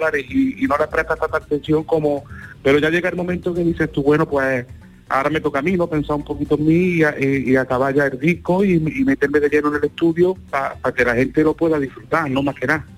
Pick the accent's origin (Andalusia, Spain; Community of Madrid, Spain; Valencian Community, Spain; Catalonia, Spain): Andalusia, Spain; Córdoba; soy de Córdoba